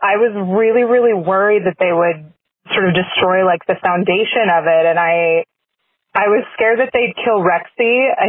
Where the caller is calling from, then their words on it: Orlando, Florida, United States; I'm calling from Orlando, Florida.